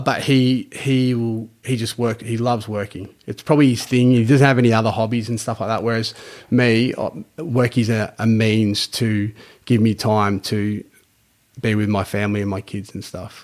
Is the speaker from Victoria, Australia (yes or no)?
yes; Geelong, Victoria, Australia; grew up in East Geelong area back years ago